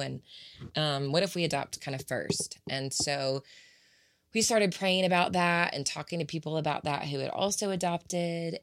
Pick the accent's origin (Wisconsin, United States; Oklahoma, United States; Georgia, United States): Georgia, United States; Atlanta; moved away as an adult; also born or lived in Waco, Texas; now in Nashville, United States; only child, born and raised in Atlanta, Georgia, by Pam and Richard Brown